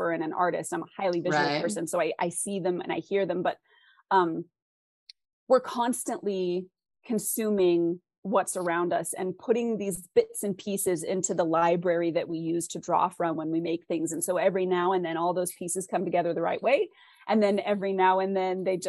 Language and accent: English; West Coast, United States; I'm from the West Coast